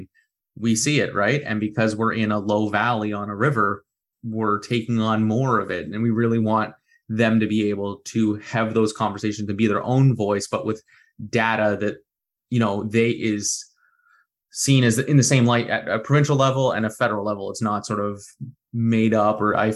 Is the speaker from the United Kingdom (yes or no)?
no; Dartmouth, Nova Scotia, Canada; I grew up in Dartmouth